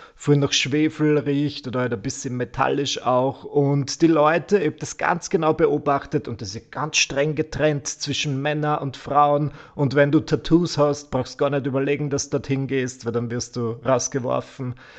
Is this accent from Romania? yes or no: no; Vienna, Austria; bei uns in Wien.